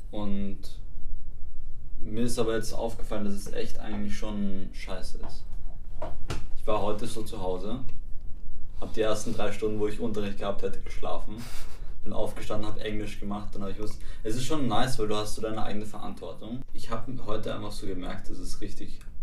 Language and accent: German; Vienna, Austria; Also ich bin in Wien geboren